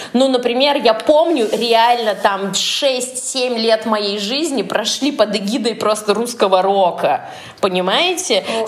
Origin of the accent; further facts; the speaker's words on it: Norilsk, Krasnoyarsk Krai, Russia; moved away; also born or lived in Moscow; я из Норильска